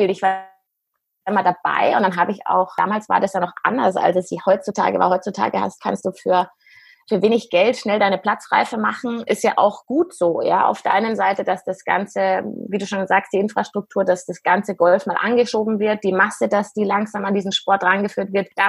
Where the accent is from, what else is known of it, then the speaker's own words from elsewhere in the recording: Munich, Bavaria, Germany; ich bin 39 Jahre alt, komm, bin ein echtes Münchner Kindl, mit beiden Eltern auch ursprünglich aus München, was ganz selten ist eigentlich.